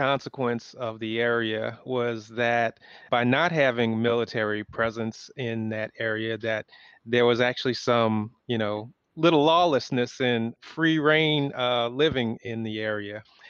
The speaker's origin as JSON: {"language": "English", "region": "Louisiana", "country": "United States", "said": "And so I'm from Louisiana, Stan's from Texas."}